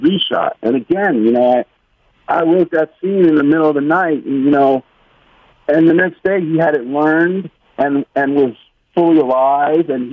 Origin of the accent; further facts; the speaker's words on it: New York, United States; I grew up on the Upper West Side, but all my days and early evenings were school was up in Harlem